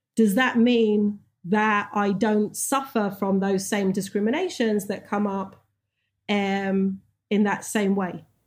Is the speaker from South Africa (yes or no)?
no; England, United Kingdom; moved away; when I was growing up in England